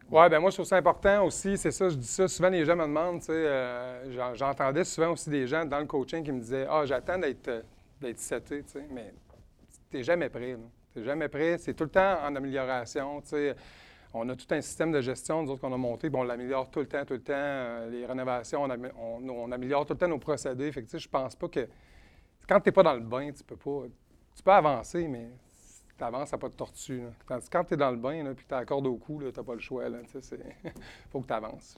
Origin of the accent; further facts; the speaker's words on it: Edmonton, Alberta, Canada; now in Quebec City, Canada; je viens de Edmonton, en Alberta. Je suis né en Alberta, mais ma famille vient pas mal toute d'ici à Québec. présentement, on habite sur la rive sud de Québec